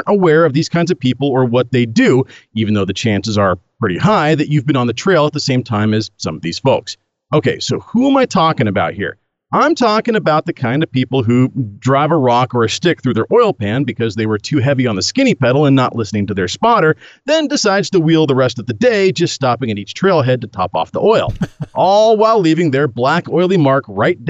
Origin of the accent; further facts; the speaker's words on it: Oregon, United States; I'm from Oregon, land of the Birkenstock-wearing, tree-hugging, Prius-driving granola chuggers